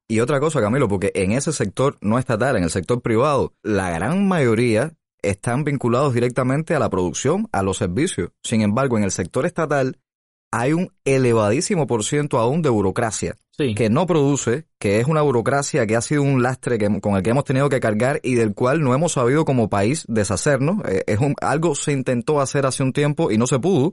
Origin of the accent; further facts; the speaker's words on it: Cuba; como cubano